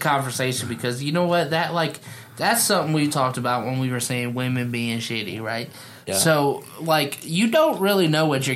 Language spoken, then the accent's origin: English; Sycamore, Ohio, United States; also born or lived in Chicago, Illinois; I grew up like in Sycamore